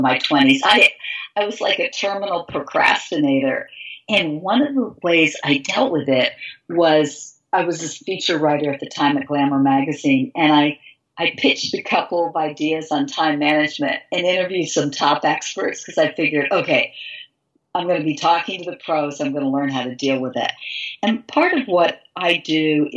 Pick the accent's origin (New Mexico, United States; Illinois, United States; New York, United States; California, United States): New York, United States; Glens Falls; moved away; I grew up in Glens Falls, New York